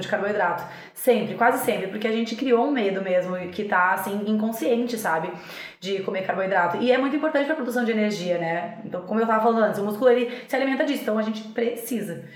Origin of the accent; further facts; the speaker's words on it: Rio Grande do Sul, Brazil; eu sou gaúcha